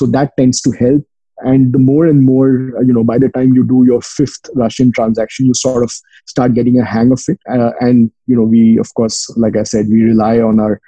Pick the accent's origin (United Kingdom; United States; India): India; moved away; I'm from India.